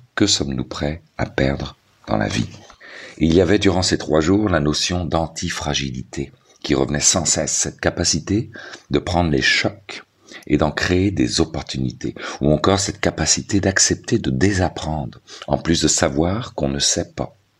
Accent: Quebec, Canada; chez nous, au Québec

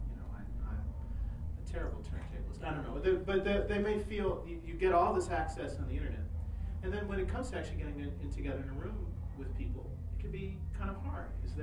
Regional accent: Germany; accent: German; English is a second language; I'm glad that people don't make fun of my thick German accent.

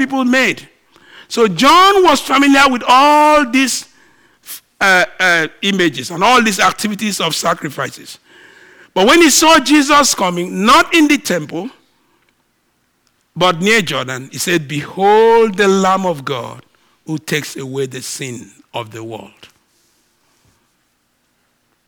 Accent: Nigeria; I'm a Nigerian

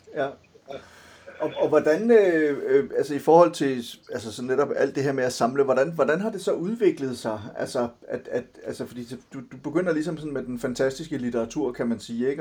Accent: Silkeborg, Central Denmark Region, Denmark; moved away; also born or lived in Copenhagen; jeg er vokset op delvist i Silkeborg og, og delvist i, øh, i København

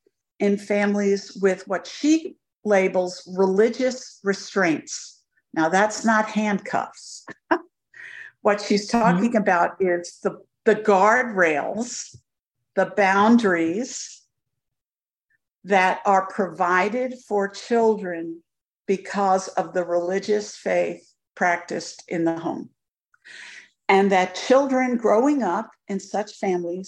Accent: New York City, New York, United States; now in Augusta, United States; I'm 70 years old and I grew up in Brooklyn.

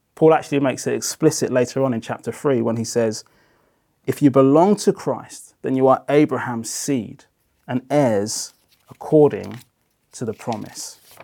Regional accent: Brighton, South East England, United Kingdom; moved away; also born or lived in Democratic Republic of Congo; I was pretty much raised on the south coast of England in Brighton

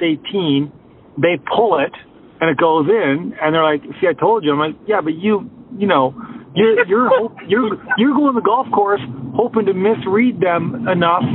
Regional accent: Canada; I'm Canadian

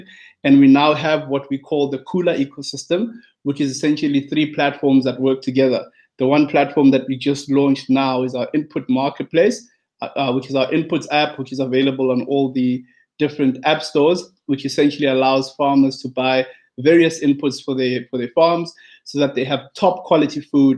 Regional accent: South Africa; I'm from South Africa, based in South Africa. Grew up in a township in South Africa

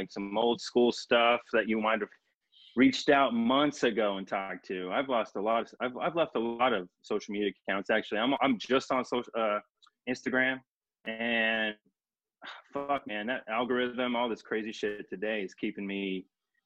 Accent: Tempe, Arizona, United States; moved away as an adult; also born or lived in Escondido, California / Washington / Los Angeles, California; now in Phoenix, United States; I was born in San Diego. I was born, Escondido, California. And then my parents moved to Washington for a couple years, and they moved to Arizona. Then so I spent my teenage years in Arizona

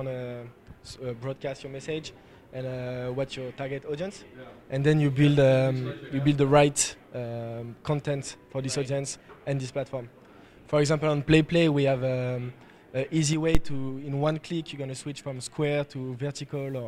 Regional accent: Paris, Île-de-France, France; We come from Paris, France

